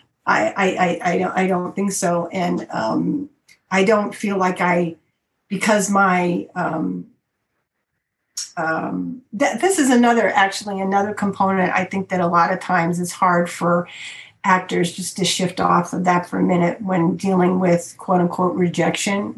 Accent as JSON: {"language": "English", "town": "Chicago", "region": "Illinois", "country": "United States", "said": "I come from Chicago, which has got a lot of the blues"}